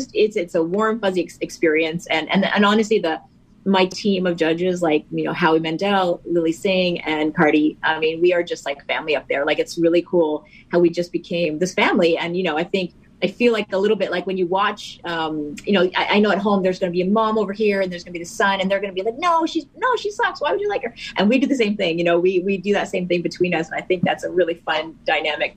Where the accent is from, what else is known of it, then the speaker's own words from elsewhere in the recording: Toronto, Ontario, Canada; I'm from Toronto